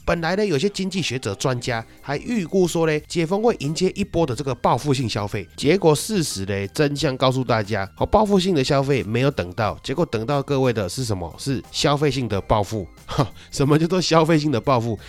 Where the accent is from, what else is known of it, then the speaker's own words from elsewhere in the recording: Taiwan; 那以上这些呢，是我们台湾人习以为常的这个流程操作了。